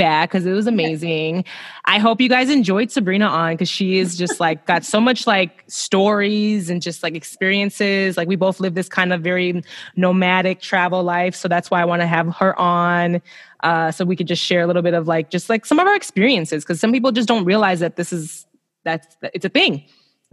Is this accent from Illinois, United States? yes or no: yes; Chicago, Illinois, United States; also born or lived in Melbourne, Australia; I'm from Chicago.